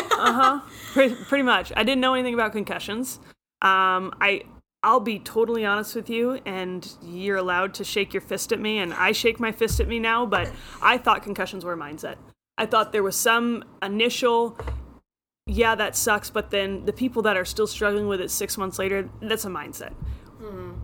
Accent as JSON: {"language": "English", "town": "Friday Harbor", "region": "Washington", "country": "United States", "tie": "born or raised there", "said": "I grew up in Friday Harbor, San Juan Islands, which is uh, Pacific Northwest corner of Washington"}